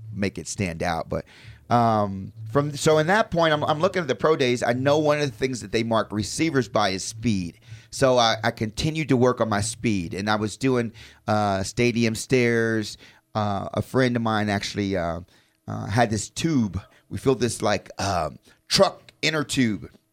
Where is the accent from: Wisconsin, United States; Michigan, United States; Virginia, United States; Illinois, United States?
Illinois, United States; Chicago; I was born in Chicago.